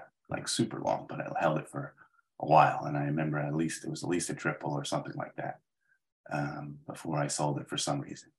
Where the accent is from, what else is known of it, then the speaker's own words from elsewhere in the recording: Gaithersburg, Maryland, United States; I grew up in Maryland, a little town called Gaithersburg